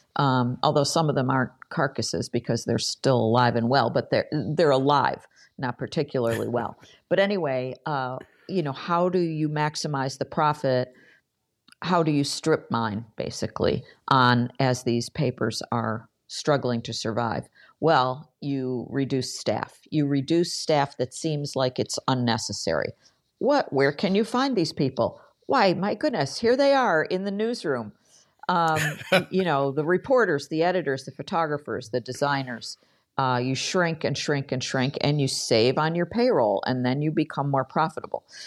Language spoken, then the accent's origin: English; Buffalo, New York, United States; i spent most of my career in local journalism at the buffalo news my hometown paper